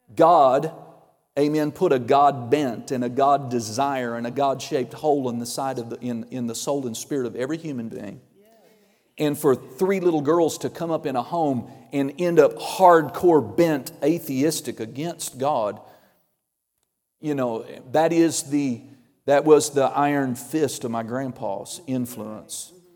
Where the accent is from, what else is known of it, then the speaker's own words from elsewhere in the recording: Oklahoma, United States; I'm from Oklahoma